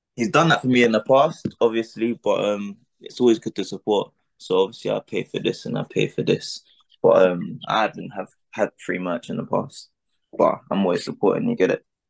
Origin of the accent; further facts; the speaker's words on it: London, United Kingdom; I'm an artist from London